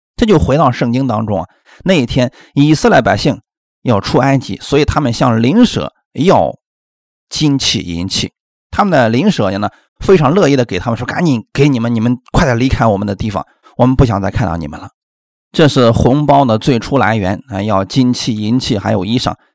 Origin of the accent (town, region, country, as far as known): China